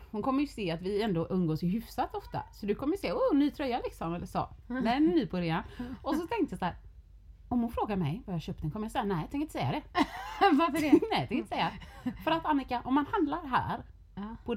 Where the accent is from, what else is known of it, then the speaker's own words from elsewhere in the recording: Sweden; vi är från Sverige.